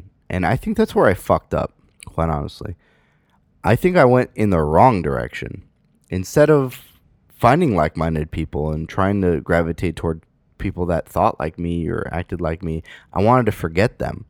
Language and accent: English; San Francisco, California, United States; moved away as an adult; I grew up in San Francisco. I spent the better part of my, you know, life in, I wouldn't say the better part of my life, but up until I was 18 in San Francisco.